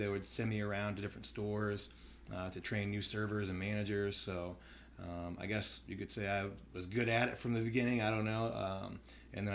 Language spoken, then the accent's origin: English; Mansfield, Ohio, United States; Mansfield, Ohio, which is just about an hour north of Columbus.